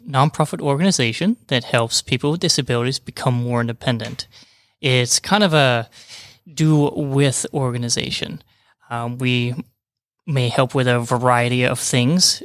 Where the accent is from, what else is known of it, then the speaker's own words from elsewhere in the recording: Utah, United States; also born or lived in New Mexico / Florida / Georgia; now in Rome, Georgia, United States; Originally, I'm from Utah, and then kinda worked my way, way around the bottom of the United States